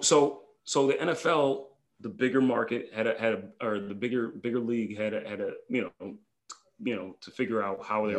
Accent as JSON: {"language": "English", "region": "New York", "country": "United States", "said": "I'm a New Yorker"}